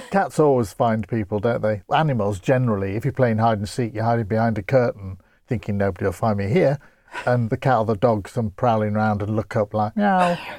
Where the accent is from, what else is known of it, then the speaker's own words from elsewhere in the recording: Grimsby, Yorkshire and the Humber, United Kingdom; I come from Grimsby, known for its flatness.